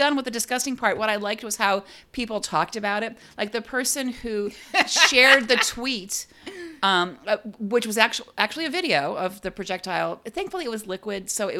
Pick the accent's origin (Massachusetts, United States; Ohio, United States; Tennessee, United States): Ohio, United States; Cleveland; moved away; my hometown, my original hometown, Cleveland Guardians.